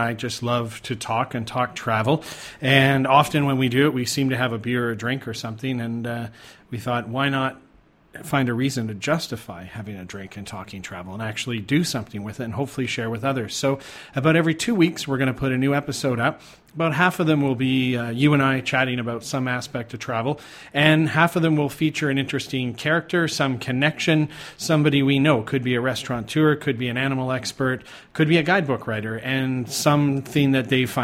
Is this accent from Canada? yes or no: yes; Canada; moved away as an adult; also born or lived in Thailand; now in Malaysia; I'm from Canada